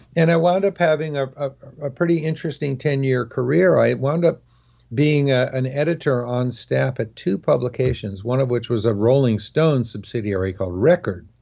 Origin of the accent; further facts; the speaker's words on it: Oakland, California, United States; also born or lived in San Fernando Valley, California; I consider myself, uh, an Oakland native, even though I wasn't actually born here